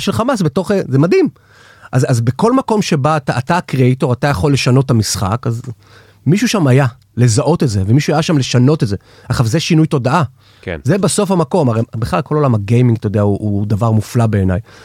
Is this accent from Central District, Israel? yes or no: yes; Batzra, Central District, Israel; now in Tel Aviv, Israel; כשאני גדלתי במושב בצרה